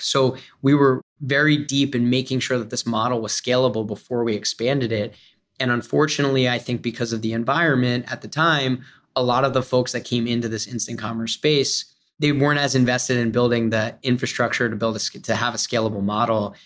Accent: Philadelphia, Pennsylvania, United States; I'm from Philadelphia

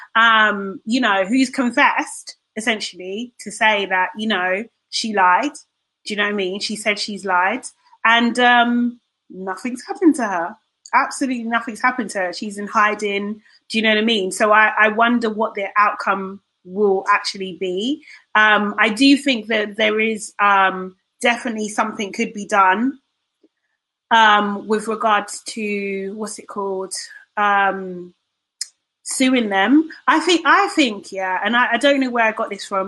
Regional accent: United Kingdom; as British people

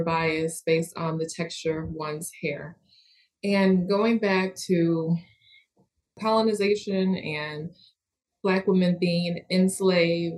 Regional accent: Western New York, United States; moved away; also born or lived in Atlanta, Georgia; I'm from Western New York and always had relaxed hair there

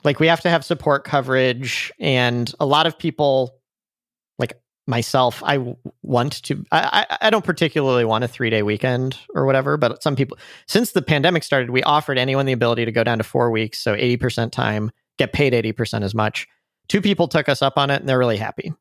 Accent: St. Louis, Missouri, United States; also born or lived in San Francisco; I'm from Saint Louis in the Midwest

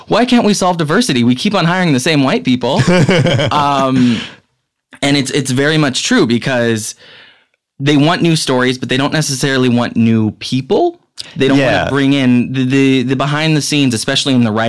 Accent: Pine Ridge Indian Reservation, South Dakota, United States; I'm from the Pine Ridge Indian Reservation.

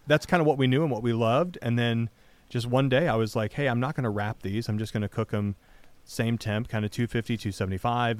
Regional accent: Michigan, United States; moved away; growing up in Michigan

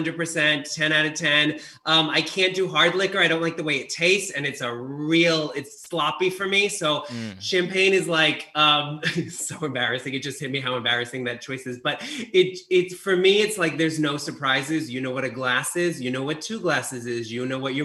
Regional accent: Long Island, New York, United States; now in Los Angeles, United States; I grew up in Long Island, New York, which is 40 minutes door to door from Manhattan

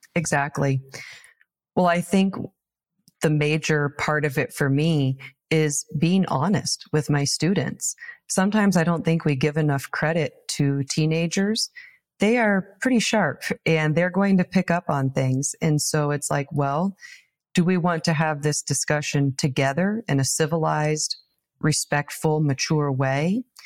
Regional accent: Taylor, Nebraska, United States; my hometown of Taylor, Nebraska. Population one hundred and ninety. I was born and raised here

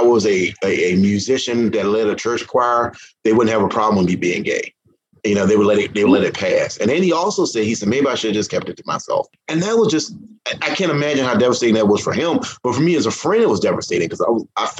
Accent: Mathews County, Virginia, United States; also born or lived in the Carolinas / Gloucester County, Virginia; the three counties that surround me, where I grew up in Matthews County, Virginia

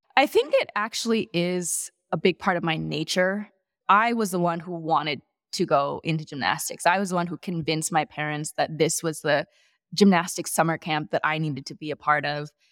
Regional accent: Chicago, Illinois, United States; also born or lived in Madison, Wisconsin; I was born in Madison, Wisconsin. I spent nine years there, then another nine years in the suburbs of Chicago.

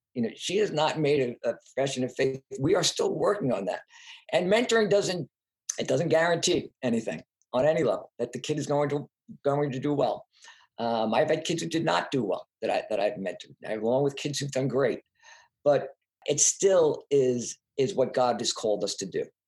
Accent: Long Island, New York, United States; also born or lived in Brooklyn, New York; I was from New York, from Long Island. I went to high school in Brooklyn, back when Brooklyn was Brooklyn

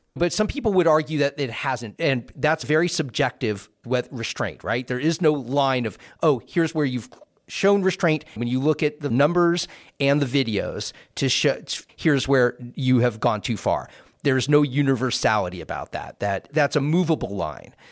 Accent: Northern California, United States; moved away; also born or lived in Twin Cities, Minnesota / Brooklyn; when I was raised in Northern California, when I lived in the Twin Cities in Minnesota

